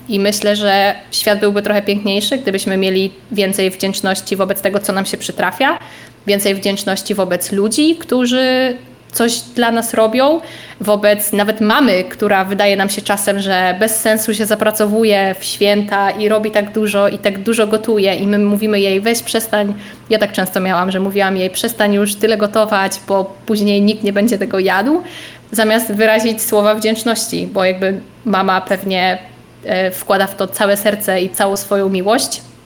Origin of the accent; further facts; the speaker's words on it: Lublin Voivodeship, Poland; moved away; pochodzę z małej wsi na Lubelszczyźnie